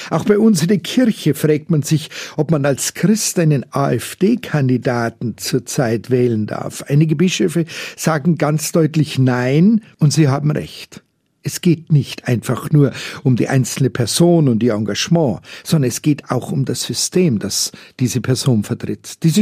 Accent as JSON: {"language": "German", "town": "Munich", "region": "Bavaria", "country": "Germany", "said": "Ich bin halt ein echter Münchner und hier bekannt wie ein bunter Hund."}